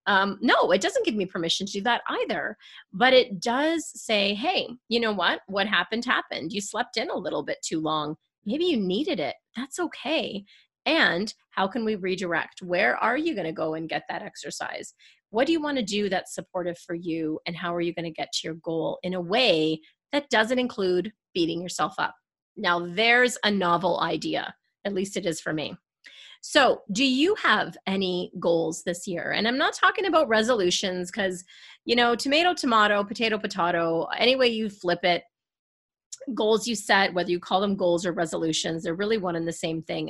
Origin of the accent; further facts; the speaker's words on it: Canada; I'm Canadian